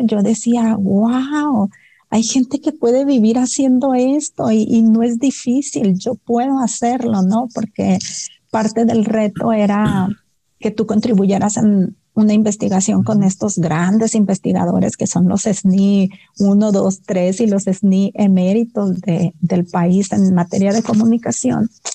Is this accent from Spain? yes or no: no; Los Mochis, Sinaloa, Mexico; moved away as an adult; now in Guadalajara, Mexico; a mí la ciudad de los mochis ya me quedaba chica, yo soy de Sinaloa